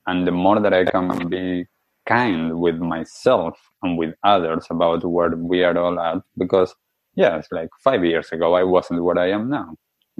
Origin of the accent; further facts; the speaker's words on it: Argentina; moved away; I grew up in Argentina